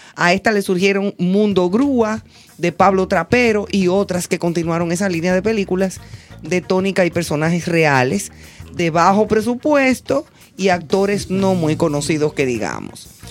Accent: Dominican Republic

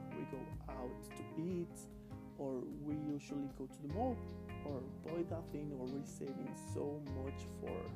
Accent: Puebla, Mexico; English is a second language; I am from Puebla City, capital, I am 27 years old

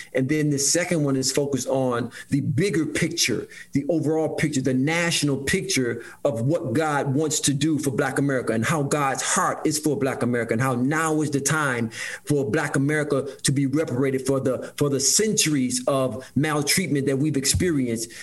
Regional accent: Detroit, Michigan, United States; growing up uh, in Detroit, Michigan, I grew up right in Detroit, brother Mike, uh, on the east side of Detroit

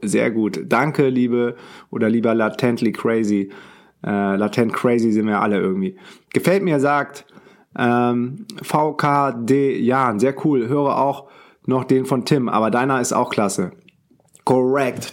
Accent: Düsseldorf, North Rhine-Westphalia, Germany; moved away; meine Mutter wohnt noch in Düsseldorf, mein Bruder auch, da wo ich herkomme. Ich bin auch gebürtiger Düsseldorfer

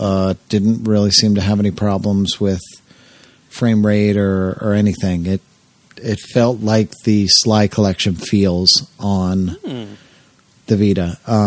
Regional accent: Canada; English is a second language; Sorry if my English is shitty, but I'm French Canadian.

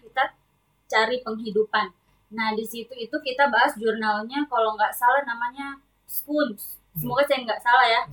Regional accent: Sorowako, South Sulawesi, Indonesia; born or raised there

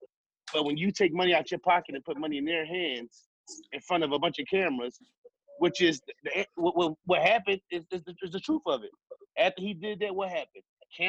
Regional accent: Philadelphia, Pennsylvania, United States; I'm from North Philly.

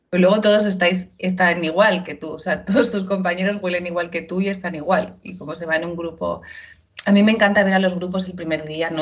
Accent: Ibiza, Balearic Islands, Spain; also born or lived in Pamplona; en mi tierra, ¿no? O sea, en Ibiza

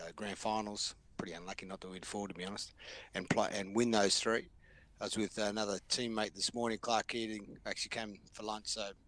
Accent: Queensland, Australia; growing up in Queensland is not always the easiest pathway

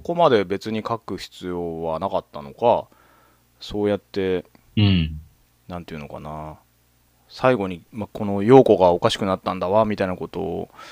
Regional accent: Akita, Japan; 僕はそれこそ秋田の出身だけど

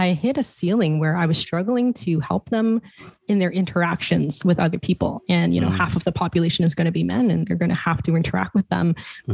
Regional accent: Toronto, Ontario, Canada; moved away; I'm originally from Toronto

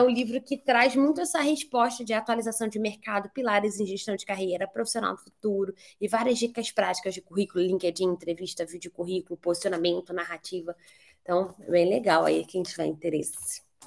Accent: Rio de Janeiro, Brazil; also born or lived in Barcelona; sou do Rio de Janeiro

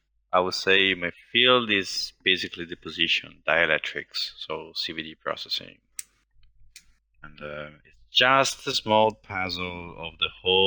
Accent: Finland; I'm from Finland.

